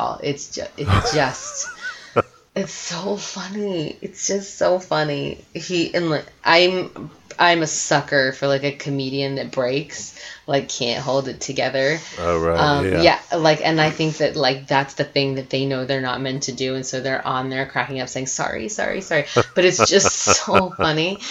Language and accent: English; Virginia, United States; now in Westbrook, United States; my family's Italian, but I grew up in Virginia